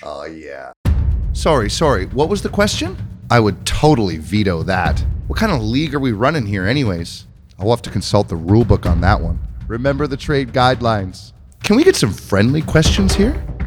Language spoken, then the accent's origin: English; Canada; being a Canadian